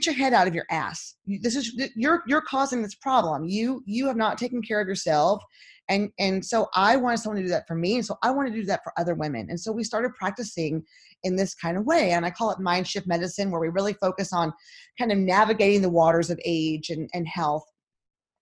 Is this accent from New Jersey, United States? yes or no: no; Texas, United States; moved away; also born or lived in Nashville, Tennessee; I'm from Texas